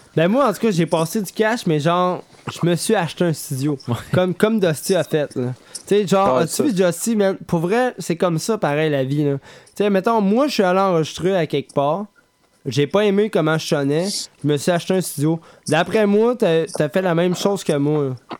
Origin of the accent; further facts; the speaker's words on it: Quebec City, Quebec, Canada; Nous, là, on vient de Québec